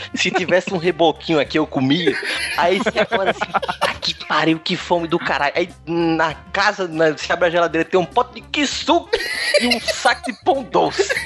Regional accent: Northeast Brazil, Brazil; eu também sou nordestino

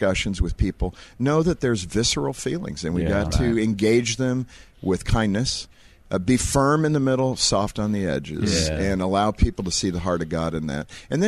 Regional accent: California, United States; when I was born in California

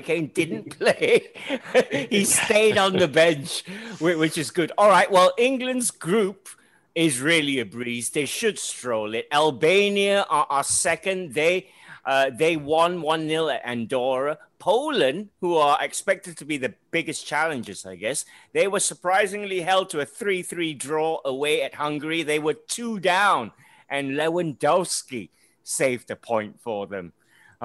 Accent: Malaysia; I'm an outsider here. I'm Malaysian

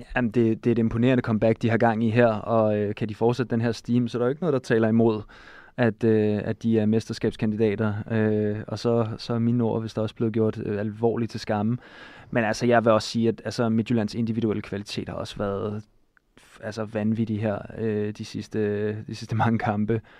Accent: Denmark

